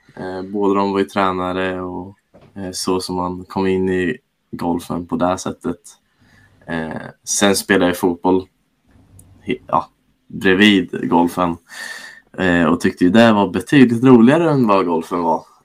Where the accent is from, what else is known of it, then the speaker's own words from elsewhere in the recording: Norrköping, Östergötland, Sweden; jag är ju född och uppvuxen i Norrköping